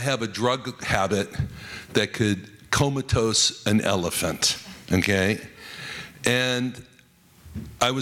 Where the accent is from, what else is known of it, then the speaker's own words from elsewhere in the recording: Las Vegas, Nevada, United States; I was raised in Las Vegas, Nevada